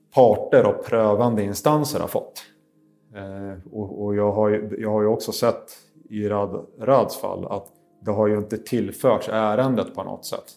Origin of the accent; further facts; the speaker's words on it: Sweden; som advokat och som svensk